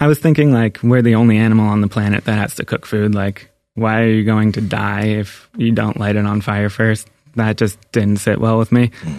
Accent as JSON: {"language": "English", "town": "Boston", "region": "Massachusetts", "country": "United States", "said": "Yeah, I'm from Boston."}